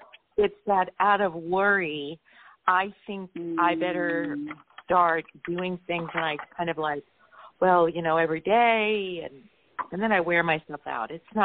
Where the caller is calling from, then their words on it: San Diego, California, United States; San Diego area.